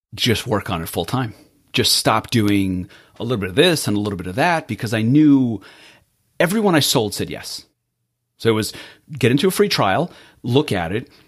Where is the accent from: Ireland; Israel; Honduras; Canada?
Israel; moved away; I was born in Israel, and my Hebrew name really had a rough time translating to English.